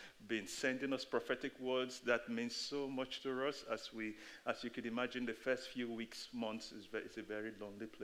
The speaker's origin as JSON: {"language": "English", "country": "Nigeria", "also_born_or_lived": "United Kingdom", "moved": "yes", "lives_now": "Boston, United States", "said": "I am Nigerian, I am British. I spent half of my life in Nigeria and then the other half here in the UK before moving to the States in Boston about 8 months ago"}